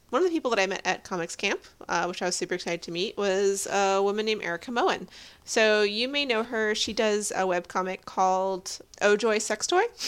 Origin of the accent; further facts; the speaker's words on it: Texas, United States; I was born in Texas